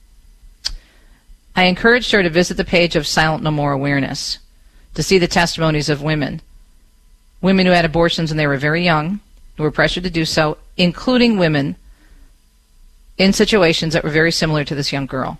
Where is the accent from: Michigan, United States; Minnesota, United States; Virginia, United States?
Michigan, United States; my home state of Michigan